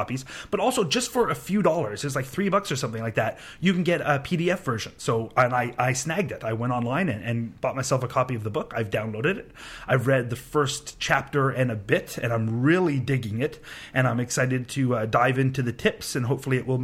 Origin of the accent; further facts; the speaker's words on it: Canada; I'm from Canada